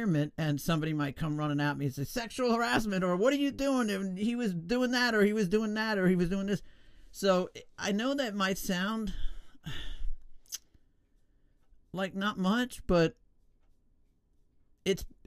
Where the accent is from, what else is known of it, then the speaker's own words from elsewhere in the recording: New York, United States; I was born in New York, born and raised